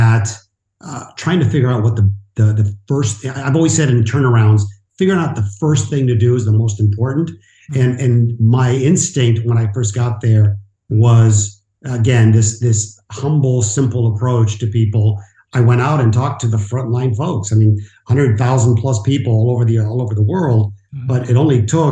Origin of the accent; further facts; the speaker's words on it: Mexico; moved away; I'm an immigrant. I was born in Mexico to a single mom, and I was with my grandmother, Abuelita, Mama Josefina, for many of my years